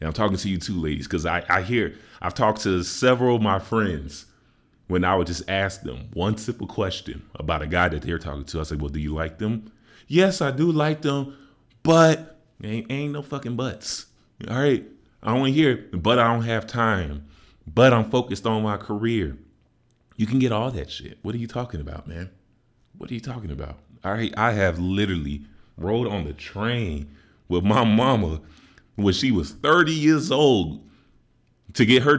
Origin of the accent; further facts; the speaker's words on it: Chicago, Illinois, United States; I'm from Chicago